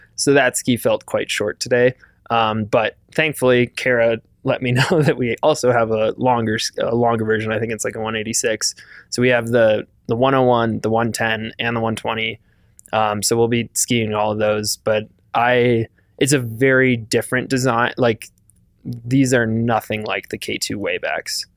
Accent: Wisconsin, United States; growing up in Wisconsin

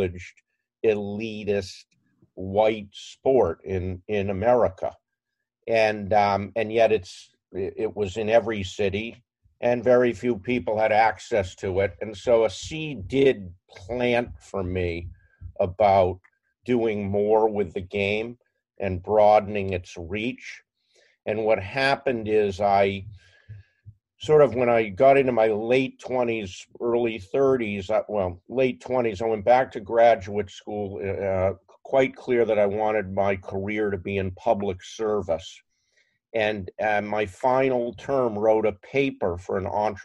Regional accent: outside of Boston, Massachusetts, United States; I grew up outside of Boston

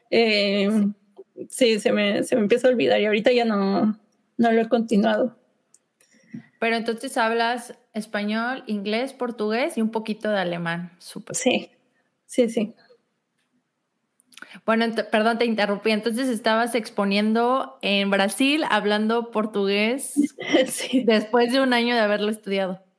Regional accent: Salamanca, Guanajuato, Mexico; moved away as an adult; also born or lived in Querétaro / Sheffield, England / Monterrey; now in York, United Kingdom; nací en Salamanca, Guanajuato, pero, viví dos, años en Querétaro, ¿verdad? Sí, así es.

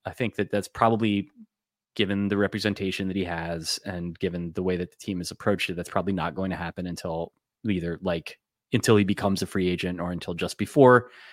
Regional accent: New Jersey, United States; I grew up in New Jersey

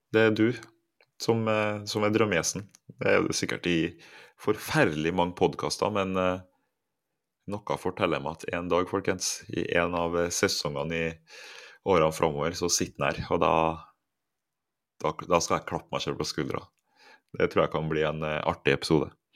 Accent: Trondheim, Trøndelag, Norway; moved away as an adult; now in Cyprus; på Halset der jeg vokste opp

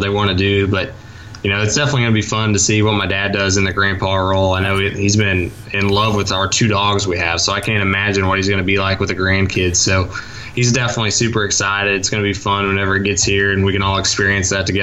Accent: Mitchell, Indiana, United States; Definitely a Mitchell guy, not a Bedford guy

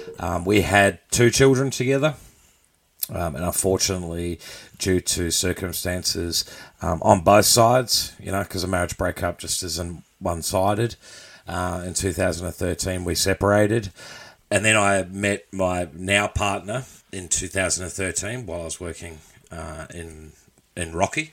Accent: New Zealand; moved away as an adult; also born or lived in Australia; now in Rockhampton, Australia; I'm 32 years old. Originally from New Zealand. Up the Waz. Moved over to Australia back in 2007, 2008.

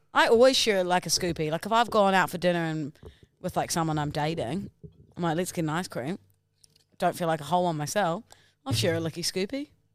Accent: New Zealand; accent: Kiwi

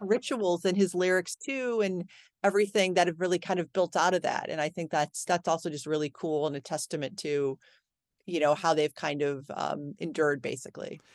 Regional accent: Cleveland, Ohio, United States; I grew up in Cleveland

